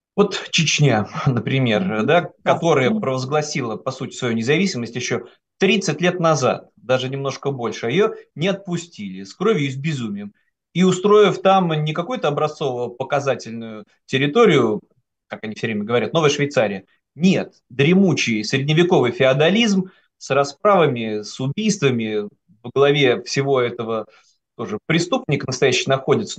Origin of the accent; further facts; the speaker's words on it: Saint Petersburg, Russia; moved away; я, как регионалист, петербуржец, мог вести такие теоретические разговоры среди вот своих соратников в Санкт-Петербурге